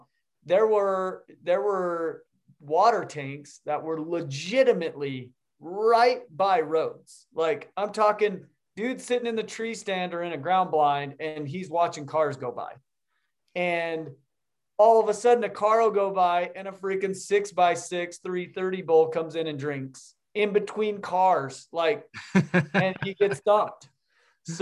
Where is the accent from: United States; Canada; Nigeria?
United States; Utah; Yeah, I grew up in Utah